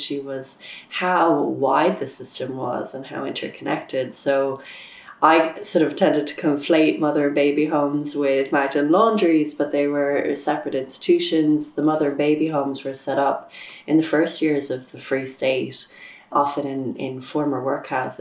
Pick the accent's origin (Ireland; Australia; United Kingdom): Ireland; Dublin, Leinster; I'm from Dublin and I'm a freelance journalist